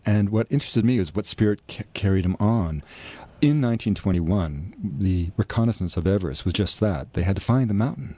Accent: Vancouver, British Columbia, Canada; four doors from the house I was born in Vancouver

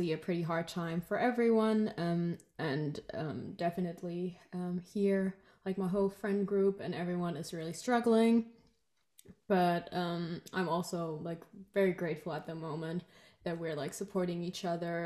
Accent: Germany; also born or lived in Canada; I'm a student from Germany, and I met you guys during my exchange year in Canada

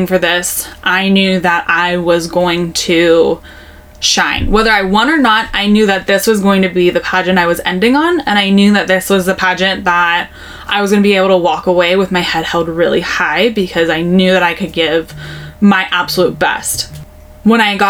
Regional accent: Novato, California, United States; also born or lived in Santa Rosa, California; growing up in Novato, Marin County

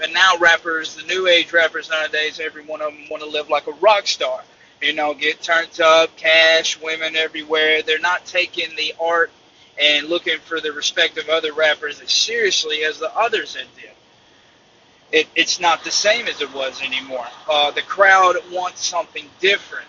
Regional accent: Iuka, Mississippi, United States; I'm from Iuka, Mississippi, small town of 10,000 people

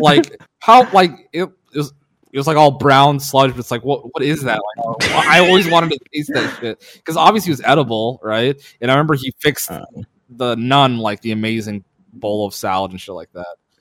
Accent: Minnesota, United States; moved away; also born or lived in Duluth, Minnesota; I grew up in Minnesota

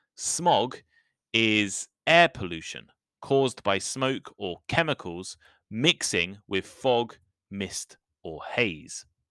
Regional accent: United Kingdom; the U K, my home country

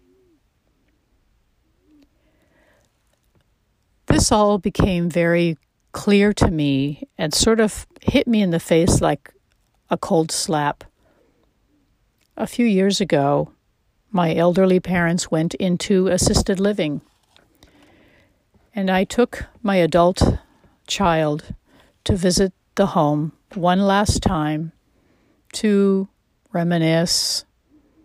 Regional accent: United States; although I am American.

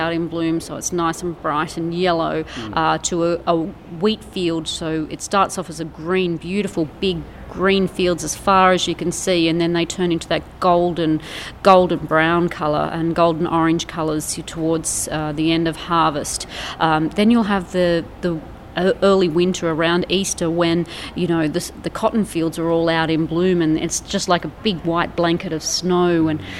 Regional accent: Narrabri, New South Wales, Australia; Well, Narrabri's a lovely town. I've grown up here, lived here all of my life

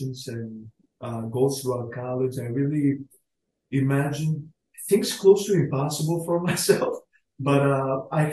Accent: New York City, New York, United States; accent: Staten Island; I'm from Staten Island.

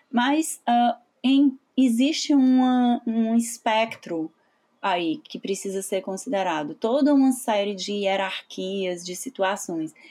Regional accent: Ceará, Brazil; Em algumas situações a gente pode sim ter sido vítima de racismo como cearenses

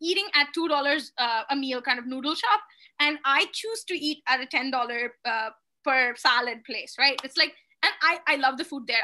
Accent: India; are you Indian? I'm like, yep

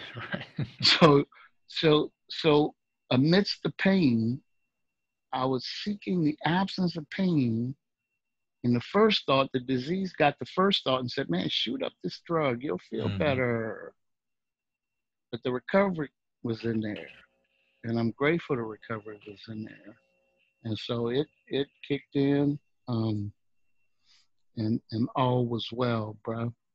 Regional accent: New Orleans, Louisiana, United States; moved away; also born or lived in Dallas, Texas / Seattle; I was from New Orleans and I lived in Dallas, Texas.

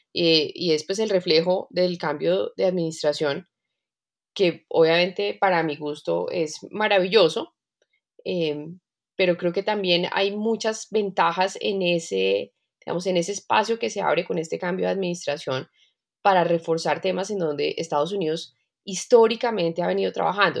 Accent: Colombia; Nosotros, toda la economía colombiana

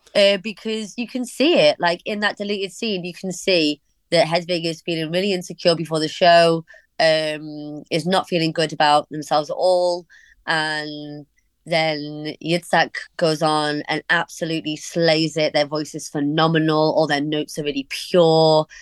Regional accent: Warrington, North West England, United Kingdom; also born or lived in Liverpool; I was born in Liverpool, but then we moved to Warrington when I was really small

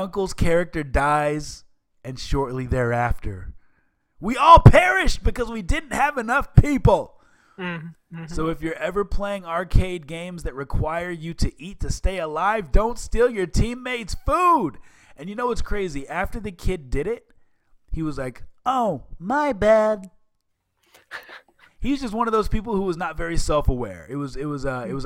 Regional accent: Seattle, Washington, United States; I grew up in the Seattle area

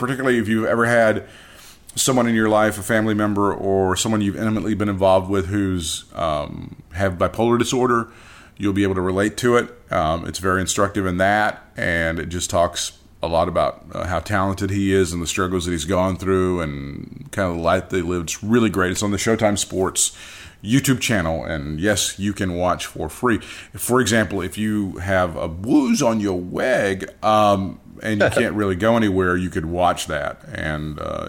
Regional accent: Chicago, Illinois, United States; And I've got a bruise and I'm holed up in my studio. I'm from Chicago.

